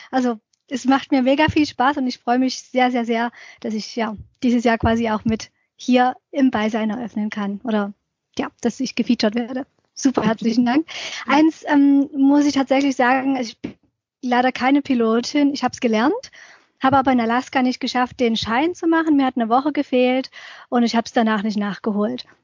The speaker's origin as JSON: {"language": "German", "town": "Dresden", "region": "Saxony", "country": "Germany", "tie": "born or raised there", "said": "Ich bin ja aufgewachsen in Dresden und da sind wir oft als Jugendliche in diese nahegelegene sächsische Schweiz abgehauen, übers Wochenende"}